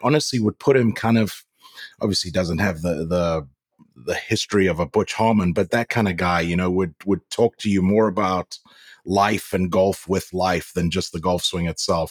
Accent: Zimbabwe; now in United States; growing up in Africa

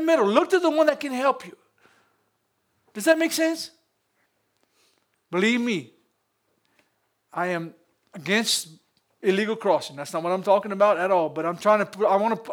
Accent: United States; I'm American

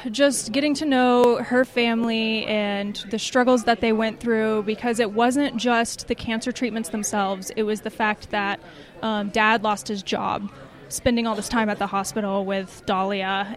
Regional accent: Atlanta, Georgia, United States; moved away; I'm from Atlanta originally

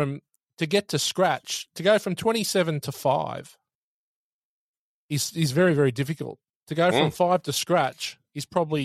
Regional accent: Sydney, New South Wales, Australia; moved away; I'm from the Northern Beaches of Sydney. Used to play at Cromer Golf Club.

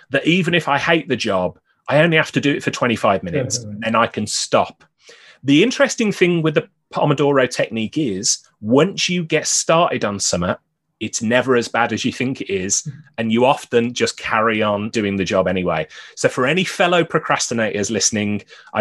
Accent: Birmingham, West Midlands, United Kingdom; now in Newcastle upon Tyne, United Kingdom; I'm originally from Birmingham, which is in the Midlands

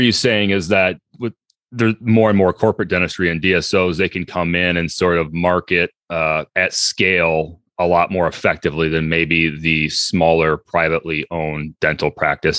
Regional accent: Iowa, United States; moved away; I grew up as a kid in a very, uh, rural part of Iowa

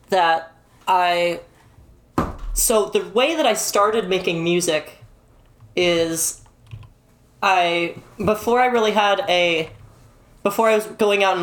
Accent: Canada; um, I'm from

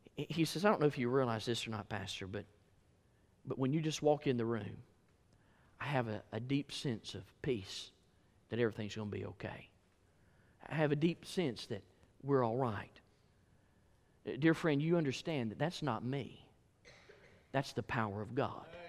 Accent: Alabama, United States; I was from Alabama

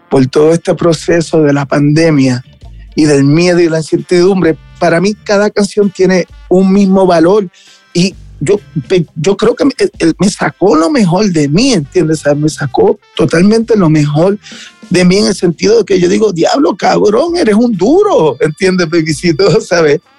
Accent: Mexico; el no poder estar en, en mi país, porque México es mi país, ¿entiendes? ¿Sabes? Es mi casa

